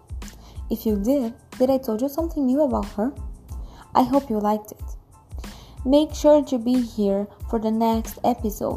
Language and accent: English; Brazil; I'm from Brazil, I'm 16 years old